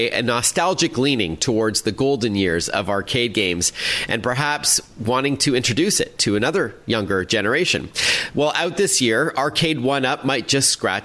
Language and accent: English; Toronto, Ontario, Canada; my hometown of Toronto